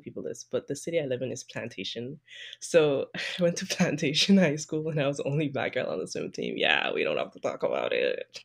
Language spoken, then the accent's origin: English; Sint Maarten; moved away; I'm a swimmer from Saint Martin